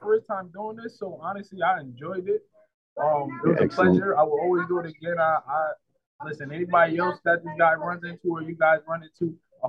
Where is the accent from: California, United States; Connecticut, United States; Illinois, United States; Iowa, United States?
Connecticut, United States; New Haven; I was born and raised in New Haven. A lot of people from this side, I was born in the hill. So where it was a lot of violence.